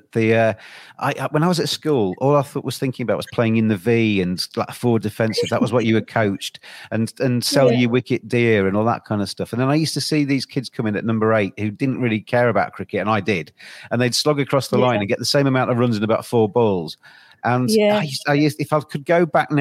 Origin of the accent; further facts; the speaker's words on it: England, United Kingdom; as English people